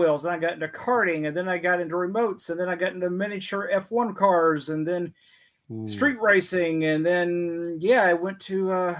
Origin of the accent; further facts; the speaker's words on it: Houston, Texas, United States; also born or lived in Katy, Texas; I'm actually a native. My family's been here since the 1790s.